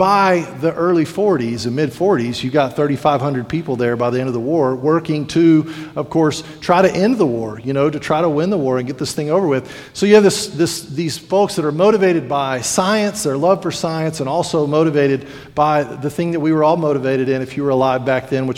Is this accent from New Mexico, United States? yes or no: yes; New Mexico, United States; now in Sweetwater, United States; growing up in New Mexico